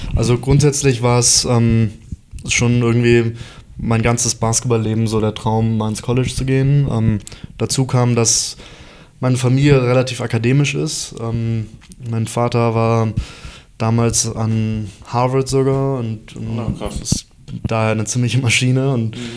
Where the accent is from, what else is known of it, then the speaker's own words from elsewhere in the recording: Munich, Bavaria, Germany; also born or lived in Heidelberg; dann sind, sind wir nach München gezogen